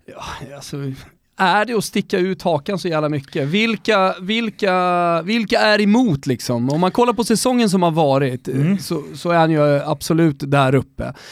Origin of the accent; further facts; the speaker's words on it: Rönninge, Stockholm County, Sweden; jag är från Rönninge